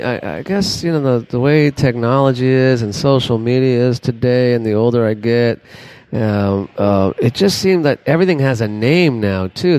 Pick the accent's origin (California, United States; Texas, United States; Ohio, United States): Texas, United States; Dallas; Yeah, I'm from Dallas, Fort Worth, Texas.